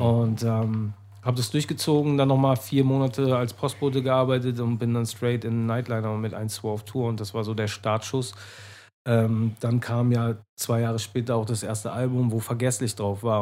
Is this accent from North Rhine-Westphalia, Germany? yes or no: yes; Menden, North Rhine-Westphalia, Germany; now in Hamburg, Germany; Aus der Nähe von Dortmund, mhm. aus Menden